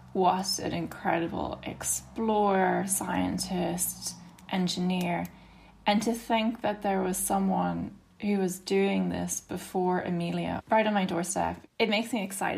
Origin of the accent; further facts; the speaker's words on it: Armagh, Northern Ireland, United Kingdom; I'm from Northern Ireland. I'm from Armagh.